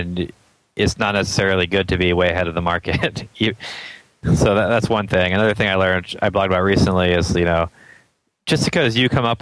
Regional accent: Atlanta, Georgia, United States; I grew up in East Cobb, and I went to the East Cobb Middle School and then the Walker School for high school.

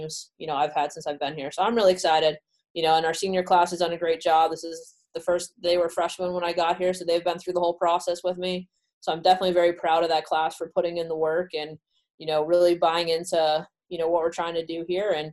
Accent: Southern California, United States; now in Rhode Island, United States; I was born in Southern California, so I live pretty close to the beach.

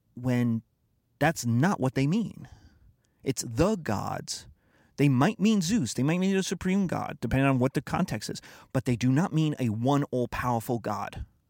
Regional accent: United States; being American

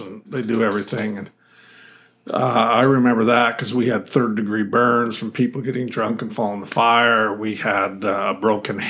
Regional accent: Idaho, United States; now in Arizona, United States; Where I grew up in Idaho, we still had 2 feet of snow a lot of times

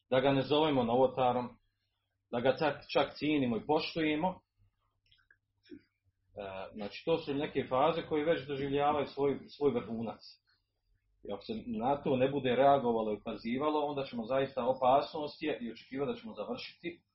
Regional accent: Bosnia & Herzegovina

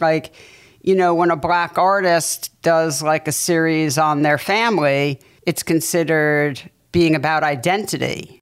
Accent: New York City, New York, United States; I grew up in New York City going to the Museum of Natural History

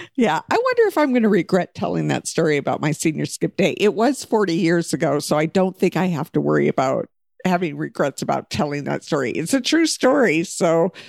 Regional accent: Alaska, United States; we all lived in Alaska when we were young, and then we moved away from Alaska.

